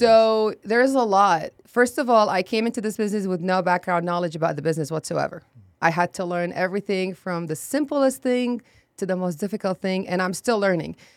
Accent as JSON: {"language": "English", "town": "Baghdad", "region": "Baghdad Governorate", "country": "Iraq", "tie": "born or raised there", "also_born_or_lived": "Jordan / Akron, Ohio / Texas", "second_language": "English", "moved": "as an adult", "lives_now": "San Antonio, United States", "said": "I was born and raised in Iraq, Baghdad"}